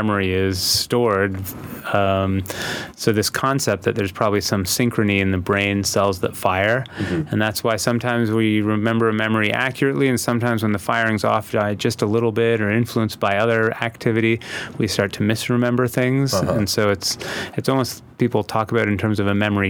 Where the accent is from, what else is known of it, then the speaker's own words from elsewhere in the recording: near Toronto, Ontario, Canada; now in Los Angeles, United States; when I was a child, you know, growing up in Canada